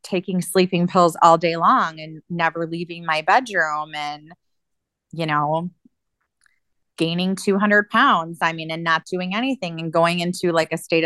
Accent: Michigan, United States; also born or lived in Alaska; now in Ohio, United States; I grew up in Michigan, but now my family is all here. I chose Ohio to be closer to my sister

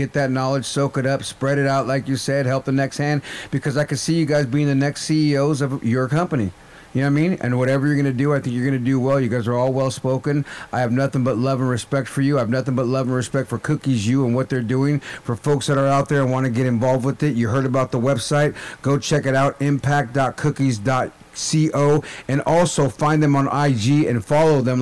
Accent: San Francisco Bay Area, California, United States; also born or lived in Nebraska; I'm from the Bay

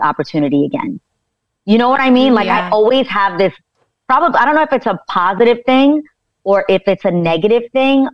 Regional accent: New York City, New York, United States; now in Westchester, United States; I grew up in New York City in the Lower East Side in the projects

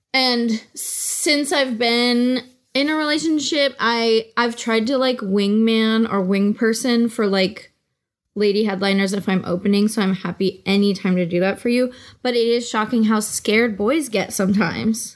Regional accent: the Bay Area, California, United States; I'm from the Bay Area, and it's, like, a very, uh, Oh, it's like a place with a lot of local pride

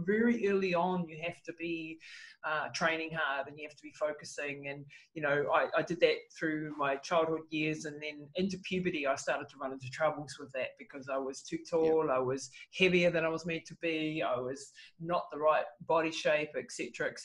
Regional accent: New Zealand; And so I grew up in New Zealand in the 70s

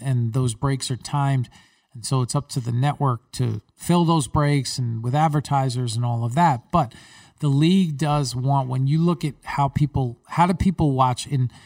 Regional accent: New York, United States; I grew up in New York.

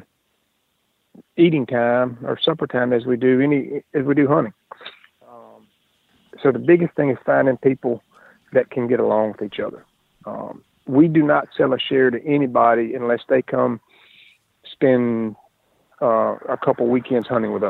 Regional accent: Jackson, Mississippi, United States; also born or lived in Raymond, Mississippi; I grew up in Jackson, Mississippi. I live in a little small town outside of Jackson now called Raymond, and been here my whole life

